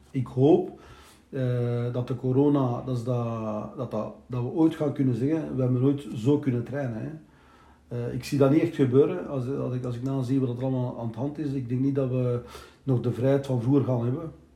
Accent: Belgium; also born or lived in Turkey (ancestry); ik ben eh, geboren hier in België

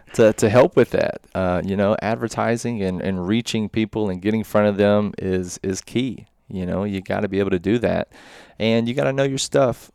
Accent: Murfreesboro, Tennessee, United States; I'm from Murfreesboro

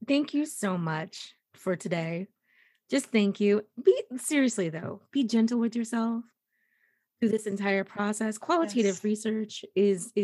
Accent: the South, United States; I'm from the South

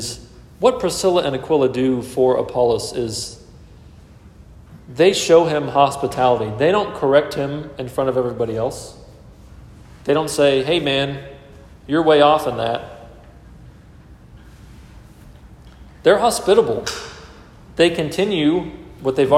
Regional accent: Texas, United States; I was born in Texas

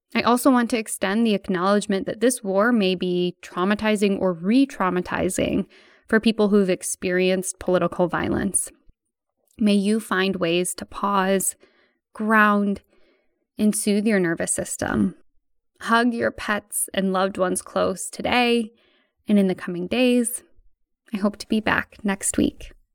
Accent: United States; my home country of the United States

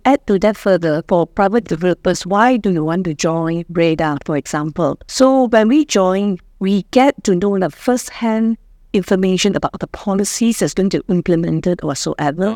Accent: Ipoh, Perak, Malaysia; I'm also from Ipoh

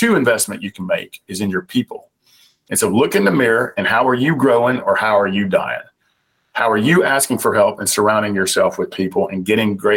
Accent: Southern United States, United States; accent: Southern; my Southern accent

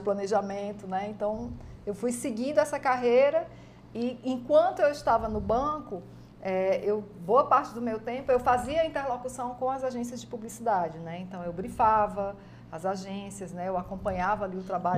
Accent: Ceará, Brazil; os meus pais eram paraibanos, né? Casaram, uhum. vieram ah. morar aqui e aí eu nasci aqui no Ceará

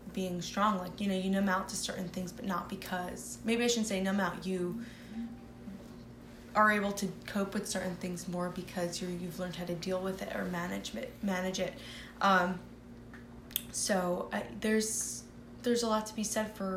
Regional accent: New Jersey, United States; also born or lived in Manhattan, New York / Brooklyn, New York; we moved to Jersey. I was very young. I started preschool and with my twin brother.

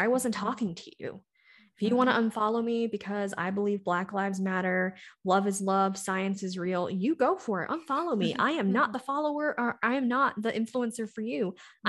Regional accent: the South, United States; growing up in the South, in my family, and then being with my ex-husband, I had masked so long.

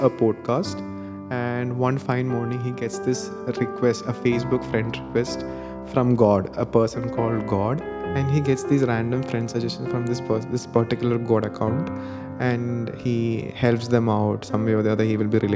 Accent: Thiruvananthapuram, Kerala, India; I come from Trivandrum, Kerala

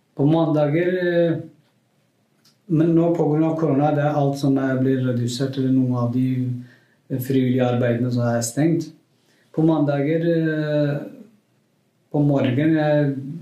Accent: Kurdistan, Iran; Norwegian is a second language; moved away as an adult; now in Norway; Jeg er kurder fra Iran

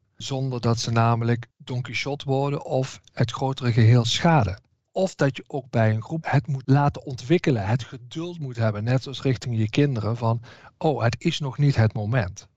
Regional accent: Southerners, southern Netherlands, Netherlands; Zeker als Zuiderlingen

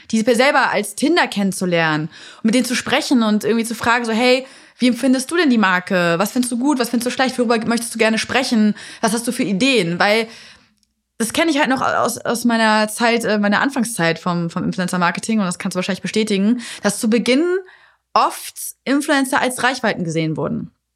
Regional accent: Hanover, Lower Saxony, Germany; ich komme aus Hannover

